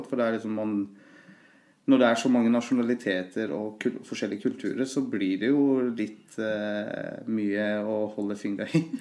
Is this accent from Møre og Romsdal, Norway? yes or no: no; Løten, Innlandet, Norway; Men jeg har jo alltid, for meg så har Løten vært egentlig hjembyen min.